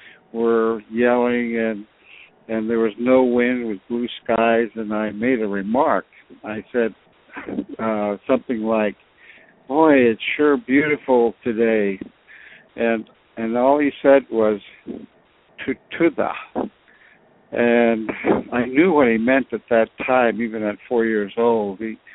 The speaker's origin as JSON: {"language": "English", "town": "Pribilof Islands", "region": "Alaska", "country": "United States", "said": "And I am Aleut, or Unungan, as we say in our language, and I come from the Pribilof Islands in the Bering Sea."}